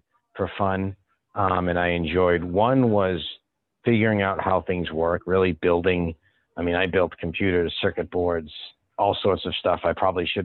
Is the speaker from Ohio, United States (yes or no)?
no; Boston, Massachusetts, United States; now in Dallas, United States; being originally from the Boston area